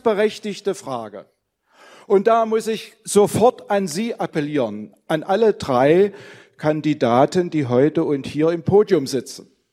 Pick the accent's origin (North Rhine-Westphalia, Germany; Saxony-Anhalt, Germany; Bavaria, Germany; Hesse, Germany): Saxony-Anhalt, Germany; Halle; Ich komme hier aus Halle